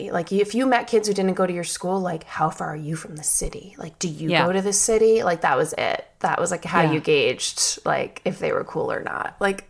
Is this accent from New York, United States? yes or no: yes; Long Island, New York, United States; I grew up on Long Island.